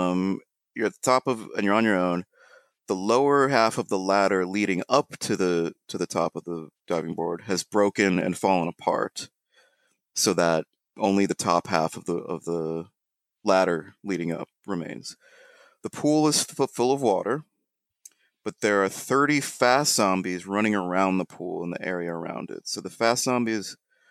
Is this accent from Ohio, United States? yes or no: yes; Ohio, United States; now in New York, United States; when we were growing up in Ohio